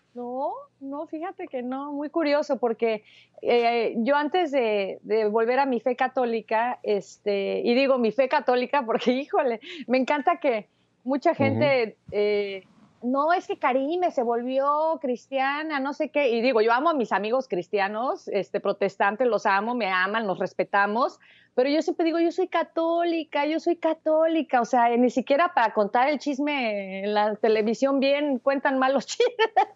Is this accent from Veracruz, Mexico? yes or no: no; Mexico City, Mexico; now in Los Angeles, United States; nací en la Ciudad de México.